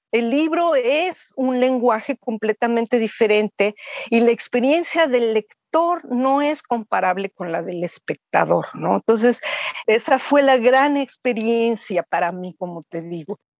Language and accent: Spanish; Mexico; mi país